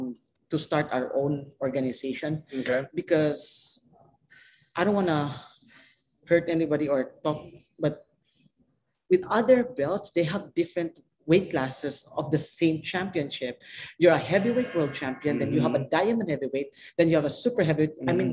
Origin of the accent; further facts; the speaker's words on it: Philippines; I don't want to be biased, but I Filipino. Just take away me being a Filipino.